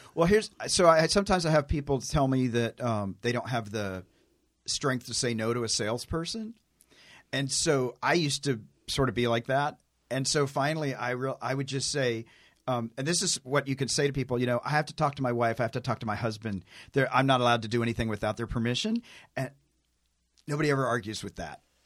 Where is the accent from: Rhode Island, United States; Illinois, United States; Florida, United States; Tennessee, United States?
Tennessee, United States; I'm a hick from Tennessee. I'm like a country boy